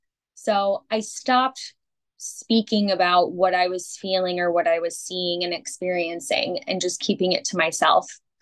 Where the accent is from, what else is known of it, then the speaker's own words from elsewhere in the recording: Hartford, Connecticut, United States; born there; So, I was born in Connecticut, Hartford, Connecticut.